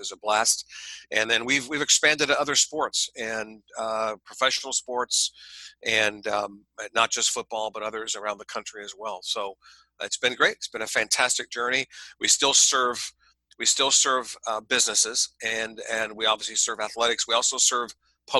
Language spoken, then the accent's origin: English; Ohio, United States; moved away as an adult; also born or lived in California; I grew up in the Midwestern part of the United States, state of Ohio